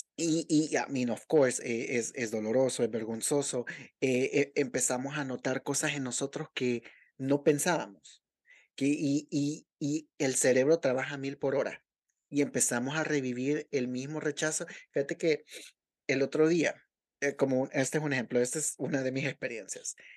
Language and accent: Spanish; El Salvador